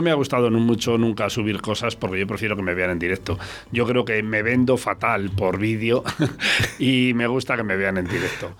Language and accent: Spanish; Arroyo de la Encomienda, Castile and León, Spain; en mi pueblo, en Arroyo, donde estamos ahora